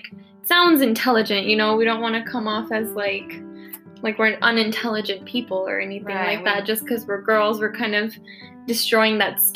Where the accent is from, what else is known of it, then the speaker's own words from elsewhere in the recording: Denver, Colorado, United States; It's Colorado, born-ish and raised.